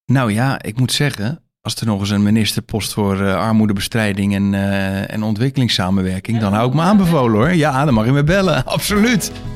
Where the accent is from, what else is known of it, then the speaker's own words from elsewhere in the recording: Rotterdam, South Holland, Netherlands; waar ik vandaan kom in Nederland en met name in Rotterdam